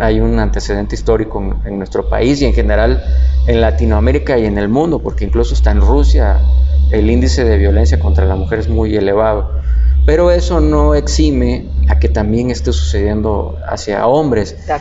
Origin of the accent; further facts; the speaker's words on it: Tabasco, Mexico; yo soy tabasqueño